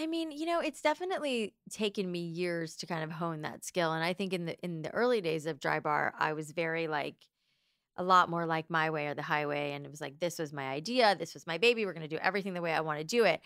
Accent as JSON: {"language": "English", "town": "Boca Raton", "region": "Florida", "country": "United States", "tie": "born or raised there", "also_born_or_lived": "New York", "moved": "as an adult", "said": "I grew up in, uh, South Florida"}